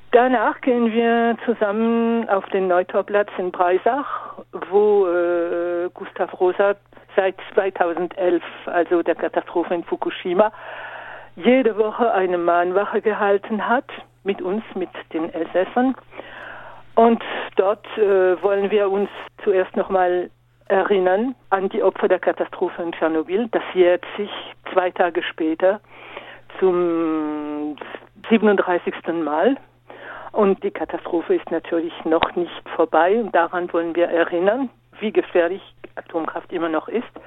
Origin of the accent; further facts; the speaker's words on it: Grand Est, France; Aber es ist noch nicht aus im Nachbarland für Deutschland, also bei uns in Frankreich.